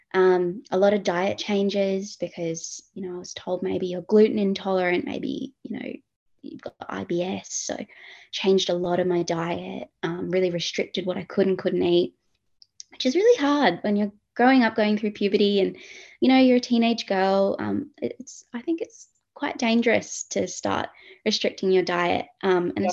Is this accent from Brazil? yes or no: no; Perth, Western Australia, Australia; moved away as an adult; now in Sydney, Australia; originally from Perth, WA, uh, grew up, born and raised in Perth, born in Sydney, moved to Perth.